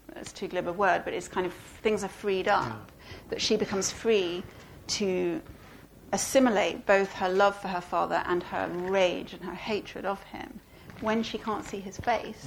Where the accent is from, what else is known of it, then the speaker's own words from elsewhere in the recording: Belgium; And I grew up in Belgium, and so I grew up you know, watching a lot of French films and TV.